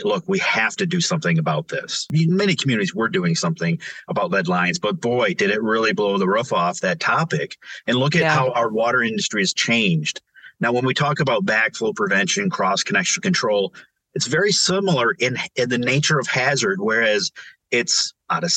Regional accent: Montrose, Michigan, United States; also born or lived in Flint, Michigan; growing up on Lake Road in Montrose, Michigan, outside of Flint

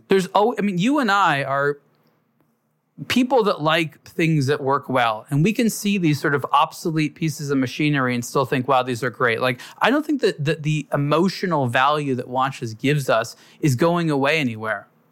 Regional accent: Los Angeles, California, United States; I grew up in Los Angeles

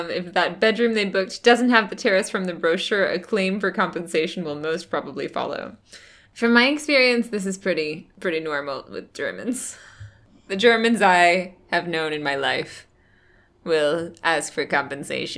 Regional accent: United States; as an American

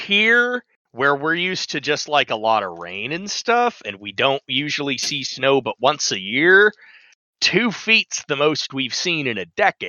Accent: Washington, United States; I'm from Washington and I'm north of Seattle

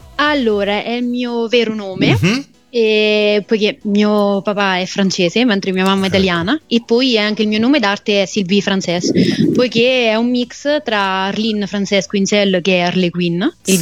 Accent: Lucca, Tuscany, Italy; io ho iniziato fin da bambina in un coro appunto di, di voci bianche, di, mm-hmm. di, bambini di Lucca.

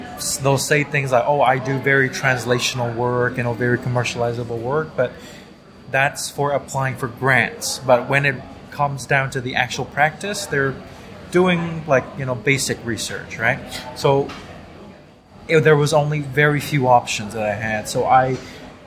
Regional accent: Thailand; moved away as an adult; also born or lived in Toronto; now in Singapore; growing up in Thailand

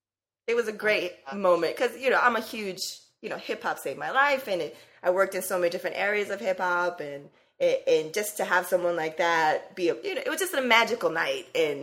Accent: California, United States; He's like, where are you from? And I'm all, Cali.

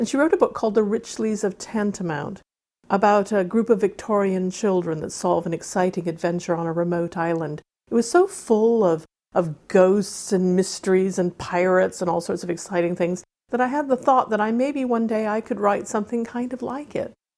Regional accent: Wales, United Kingdom; also born or lived in Arizona, United States; I grew up in Wales on the island of Anglesey, and I grew up in Arizona out in the desert with all the saguaro cactus and the coyotes

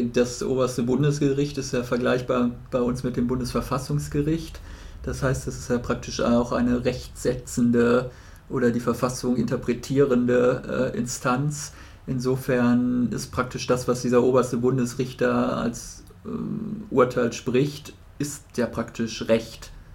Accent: Germany; als Deutscher

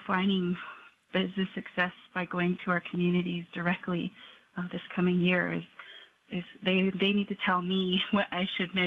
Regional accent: United States; how I was raised on the Navajo community, from my parents

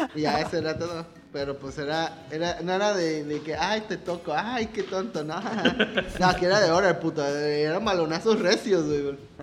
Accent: Mexico; como mexicano, como niño mexicano

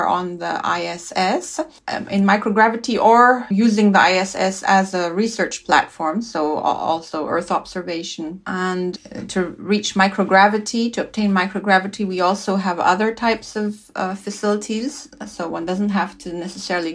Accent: Switzerland; I grew up in Switzerland. I'm Swiss

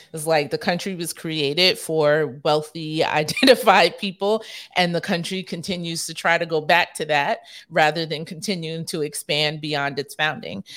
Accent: New York, United States; I grew up primarily in New York

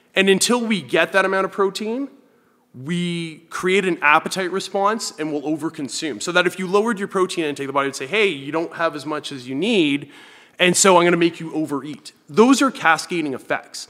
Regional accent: Thunder Bay, Ontario, Canada; also born or lived in Kitchener / London, Ontario; now in Hamilton, Canada; I lived in Northern Ontario. That's where I grew up in Thunder Bay.

